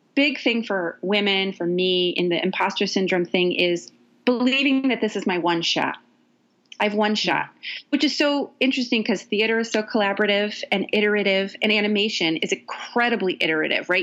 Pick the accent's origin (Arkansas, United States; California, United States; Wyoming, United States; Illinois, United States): California, United States; Ukiah; also born or lived in San Francisco, California; now in Los Angeles, United States; I grew up in Ukiah. I grew up with the same people from kindergarten all the way to high school